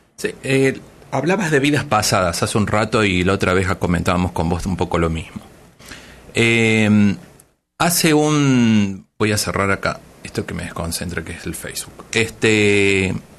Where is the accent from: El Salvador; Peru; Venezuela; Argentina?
Argentina; now in Tijuana, Mexico; soy más tijuanense que muchos tijuanenses, pero soy nacido en Argentina